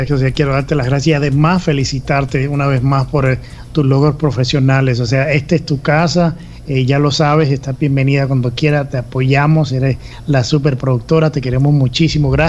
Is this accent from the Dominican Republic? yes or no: yes; Dominican Republic; nos trasladamos al Caribe, a la isla de República Dominicana, mi país de origen, el cual extraño bastante.